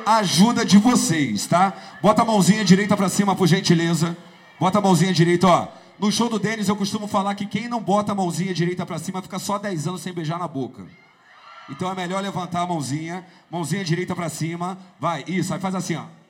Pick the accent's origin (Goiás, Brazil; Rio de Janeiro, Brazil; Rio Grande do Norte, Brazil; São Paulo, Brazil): Rio de Janeiro, Brazil; Duque de Caxias; Na cidade onde eu morava, em Duque de Caxias. Duque de Caxias, para você ter noção, eu saí de Caxias